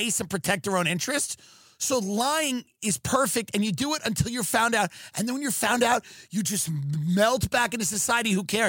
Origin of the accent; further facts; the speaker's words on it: Long Island, New York, United States; growing up in Long Island as like a Long Island animal.